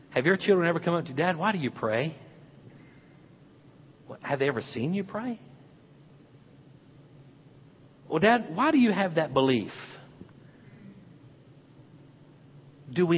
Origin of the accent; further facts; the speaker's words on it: the South, United States; I grew up in the South